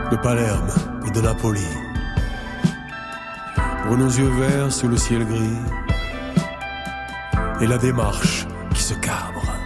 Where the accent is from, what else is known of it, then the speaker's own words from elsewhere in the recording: Toulouse, Occitania, France; je suis de Toulouse, et je sais que t'aimes bien Toulouse.